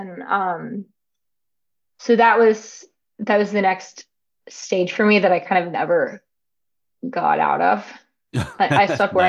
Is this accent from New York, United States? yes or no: yes; New York City, New York, United States; moved away as an adult; now in Los Angeles, United States; I was born and raised in Manhattan and Brooklyn in New York.